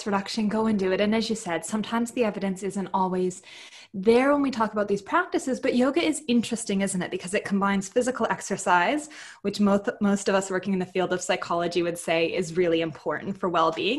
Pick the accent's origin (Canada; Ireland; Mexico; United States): Canada; moved away as an adult; now in Adelaide, Australia; I'm from Canada, so I moved here to Australia